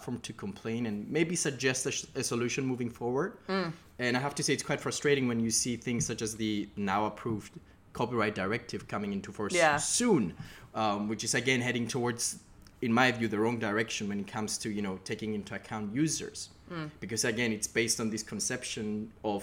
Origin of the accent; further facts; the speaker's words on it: Cyprus; moved away as an adult; now in United Kingdom; I'm originally from Cyprus, but I've been in the UK for the past 5 years for my studies.